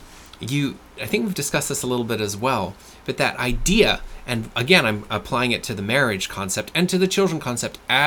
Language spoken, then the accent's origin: English; France; English is a second language; moved away; I'm from France originally